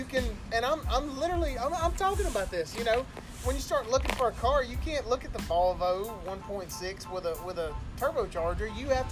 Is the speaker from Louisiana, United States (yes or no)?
yes; Louisiana, United States; I'm from Louisiana